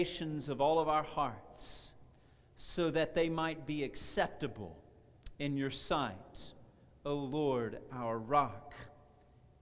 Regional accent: Texas, United States; I'm a Texan

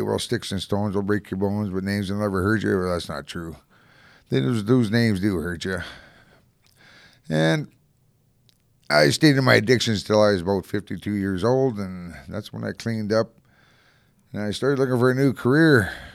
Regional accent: Calgary, Alberta, Canada; also born or lived in Winnipeg / Strathmore / Hanna / Invermere, British Columbia; now in Edmonton, Canada; I grew up in Calgary

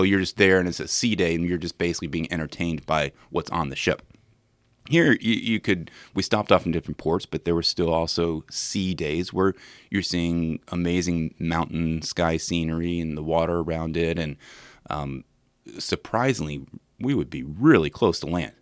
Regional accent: Williamsburg, Virginia, United States; I'm from Williamsburg

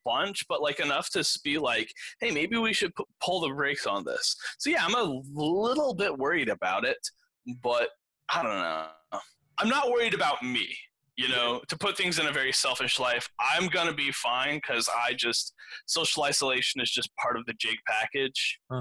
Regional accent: Granbury, Texas, United States; I was born in Granbury

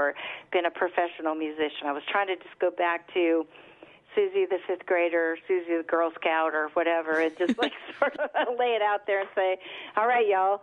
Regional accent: United States; grew up on the Mississippi

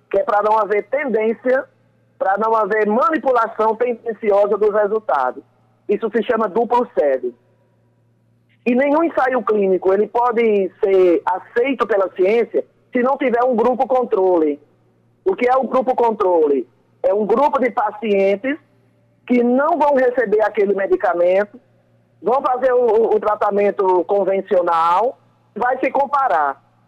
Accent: Patos, Paraíba, Brazil; eu sou uma sertaneja, eu sou do interior, eu sou de Patos

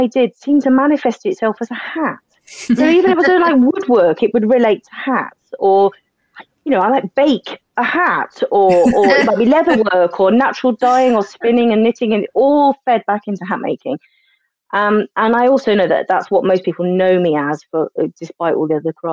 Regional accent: Sussex, South East England, United Kingdom; moved away; I'm from Sussex originally.

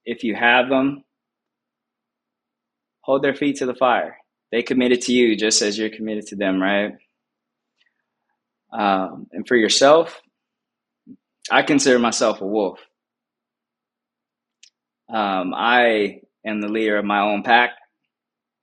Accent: Compton, California, United States; also born or lived in Inglewood; being born and raised in Compton

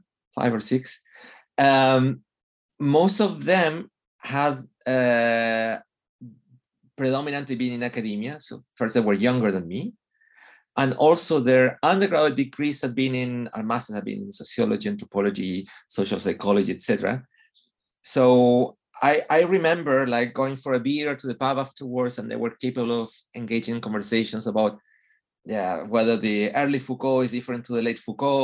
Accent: Chile; first language Spanish; English is a second language; moved away as an adult; also born or lived in London, United Kingdom / Los Angeles, United States; now in United Kingdom; I'm from Chile

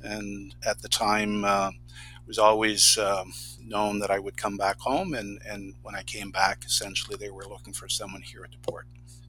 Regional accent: Campbellton, New Brunswick, Canada; also born or lived in Fredericton; I was a regional development officer here in northern New Brunswick. So my hometown is Camelton

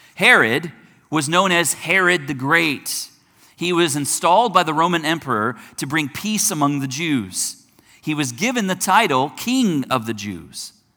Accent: United States; I'm an American

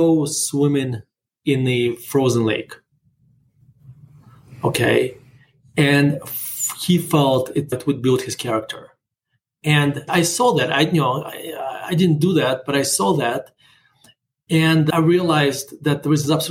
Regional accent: Murmansk, Murmansk Oblast, Russia; English is a second language; now in United States; I'm growing up in not just in Russia, but in Soviet Russia. We're living in the city called Murmansk

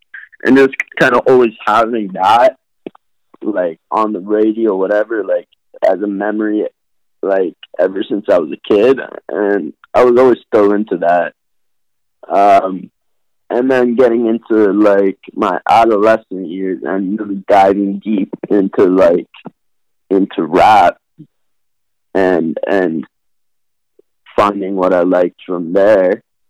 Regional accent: Montreal, Quebec, Canada; also born or lived in Burlington, Vermont; So I was born in Vermont, Burlington, Vermont. Just through my dad's work and stuff, I moved to Montreal. So I also grew up in Montreal

